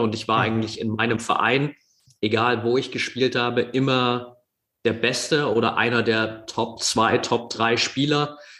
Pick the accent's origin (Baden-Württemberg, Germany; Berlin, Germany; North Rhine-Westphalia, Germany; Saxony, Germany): Saxony, Germany; near Dresden; ich bin in der Nähe von Dresden aufgewachsen